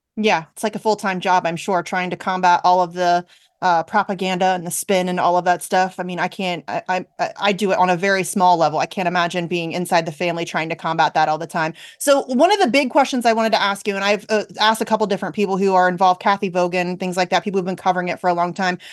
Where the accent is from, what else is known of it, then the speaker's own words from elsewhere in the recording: Ohio, United States; born and raised in Ohio